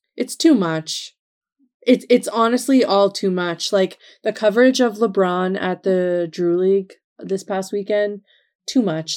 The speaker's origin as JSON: {"language": "English", "region": "Nova Scotia", "country": "Canada", "tie": "born or raised there", "said": "when I was growing up, that certainly wasn't a thing that happened in Nova Scotia"}